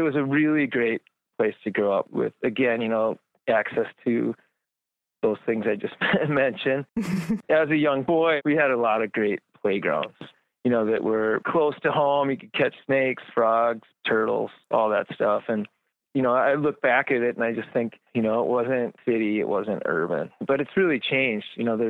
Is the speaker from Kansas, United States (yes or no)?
no; Minneapolis, Minnesota, United States; now in Duluth, United States; Growing up in Minneapolis, you could get out of Minneapolis, but not too far and sort of be away and be closer to the woods.